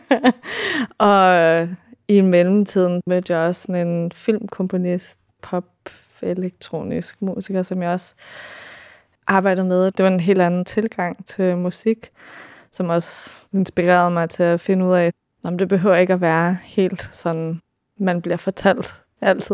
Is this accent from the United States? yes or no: yes; California, United States; moved away as an adult; also born or lived in Denmark; now in Copenhagen, Denmark; jeg kommer fra Kalifornien oprindeligt. Min mor, hun er dansk og flyttede derover, da hun var 16, så jeg voksede op med at læse Anders Sandblade